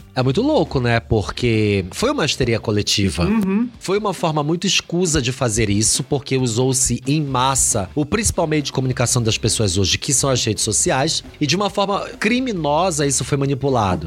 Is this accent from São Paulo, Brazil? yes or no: no; Belém, Pará, Brazil; Eu sou de Belém do Pará